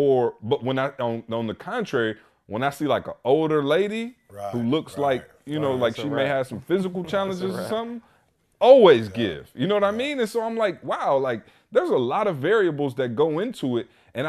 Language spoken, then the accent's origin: English; Lansing, Michigan, United States; now in Atlanta, United States; when I came from Lansing, and I'll be honest, Lansing just got panhandlers